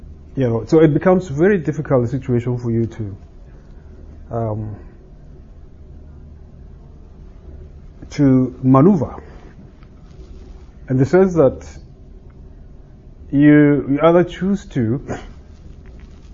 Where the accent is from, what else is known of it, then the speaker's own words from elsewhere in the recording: Nigeria; moved away; I come from Nigeria